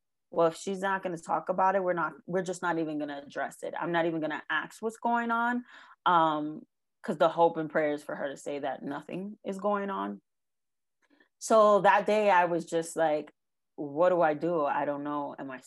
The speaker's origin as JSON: {"language": "English", "region": "New York", "country": "United States", "tie": "born or raised there", "said": "So I was raised in New York."}